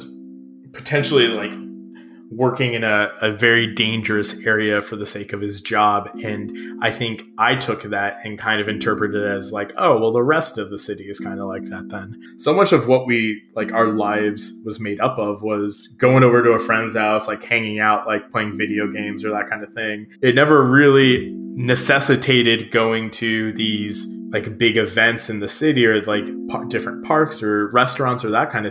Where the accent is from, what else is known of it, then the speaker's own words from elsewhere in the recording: St. Louis, Missouri, United States; also born or lived in Canada; I grew up in West County